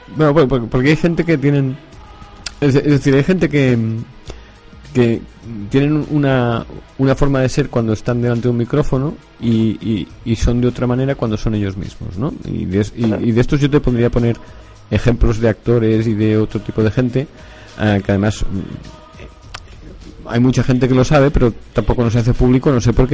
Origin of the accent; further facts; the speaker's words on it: Barcelona, Catalonia, Spain; yo soy de Barcelona